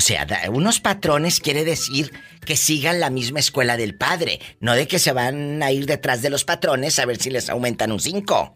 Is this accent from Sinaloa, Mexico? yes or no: no; Matamoros, Tamaulipas, Mexico; de Matamoros, mi tierra